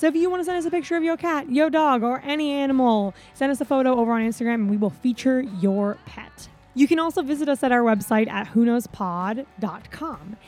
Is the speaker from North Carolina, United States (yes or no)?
no; Florida, United States; I'm from Florida